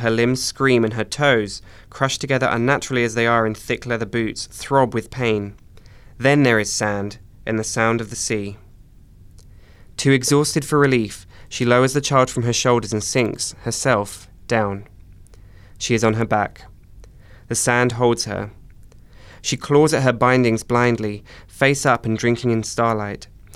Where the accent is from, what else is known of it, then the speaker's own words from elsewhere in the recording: Essex, East of England, United Kingdom; also born or lived in Cyprus / London; I was born in Cyprus, but I moved to England when I was about 5 years old. Cool. And I grew up in a county just outside of London. It's called Essex.